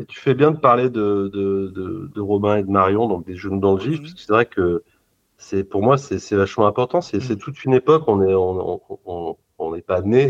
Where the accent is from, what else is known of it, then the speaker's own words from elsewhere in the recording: Lyon, Auvergne-Rhône-Alpes, France; je suis lyonnais